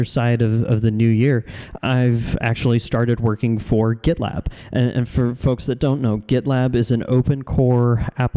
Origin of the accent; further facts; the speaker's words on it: Kansas City, United States; in Kansas City in my hometown